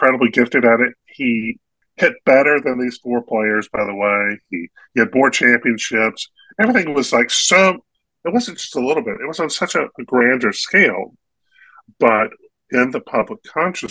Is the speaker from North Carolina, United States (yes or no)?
yes; North Carolina, United States; a kid growing up in North Carolina